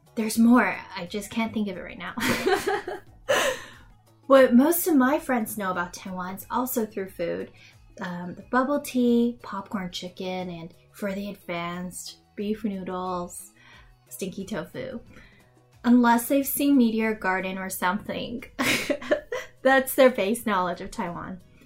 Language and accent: English; Canada; also born or lived in Toronto; I'm Canadian too.